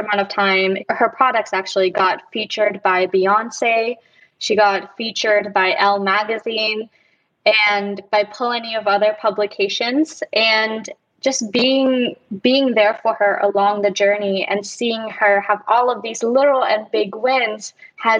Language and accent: English; Germany; also born or lived in Dallas, Texas, United States; now in Los Angeles, United States; Before moving to LA, I was living in Dallas, Texas. And before living in Dallas, I was actually born and raised in Germany